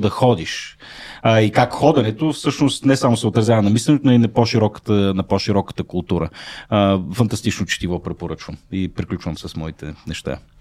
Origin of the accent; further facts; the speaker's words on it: Shumen, Shumen Province, Bulgaria; родния ми град Шумен